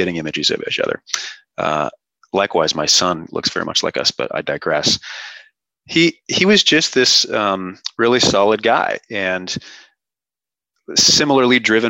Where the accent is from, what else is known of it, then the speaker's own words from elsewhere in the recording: Seattle, Washington, United States; I grew up in Seattle, so not super cold winters